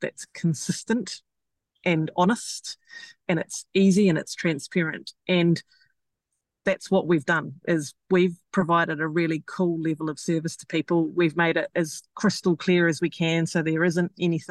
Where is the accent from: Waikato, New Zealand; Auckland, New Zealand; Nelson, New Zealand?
Auckland, New Zealand; I am an Aucklander